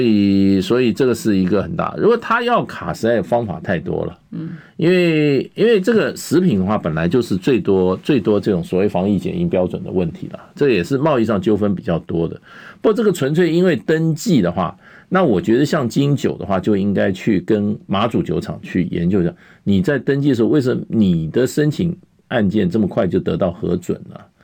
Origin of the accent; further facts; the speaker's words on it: Taiwan; 那是不是要把我们台湾人，所有台湾的未来